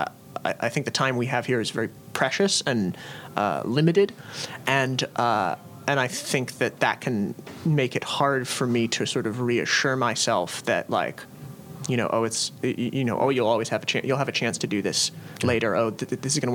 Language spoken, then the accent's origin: English; Storrs, Connecticut, United States; now in Philadelphia, United States; I grew up in Connecticut